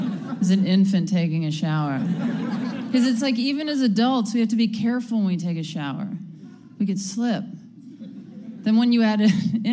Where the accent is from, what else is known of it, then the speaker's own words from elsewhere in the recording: Mississippi, United States; moved away; I'm originally from Mississippi.